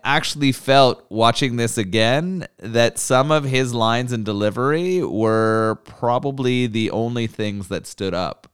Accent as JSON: {"language": "English", "country": "Canada", "said": "As a Canadian"}